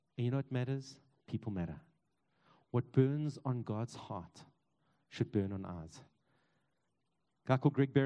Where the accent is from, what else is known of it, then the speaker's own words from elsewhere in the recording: East Rand, Gauteng, South Africa; I grew up on the East Rand